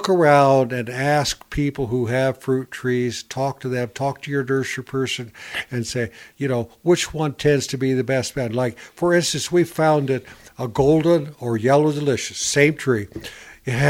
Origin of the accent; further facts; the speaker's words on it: Northern Ohio, United States; moved away; I was raised in Northern Ohio.